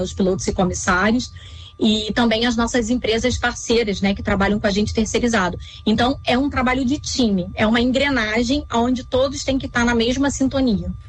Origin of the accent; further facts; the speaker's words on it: Rio de Janeiro, Brazil; eu sou carioca, morava no Rio de Janeiro